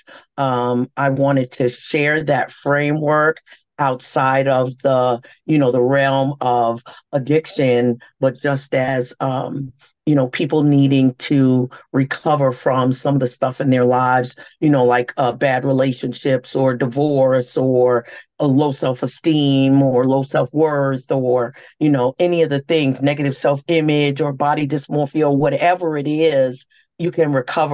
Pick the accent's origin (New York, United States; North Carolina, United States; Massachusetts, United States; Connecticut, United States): New York, United States; New York City; I'm a native New Yorker because I was born and raised here. And New York City has been good to me